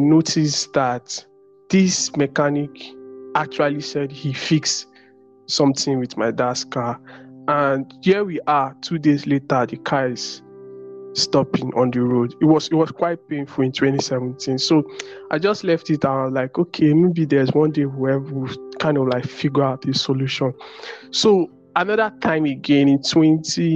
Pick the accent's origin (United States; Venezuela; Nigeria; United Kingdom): Nigeria; I'm from Nigeria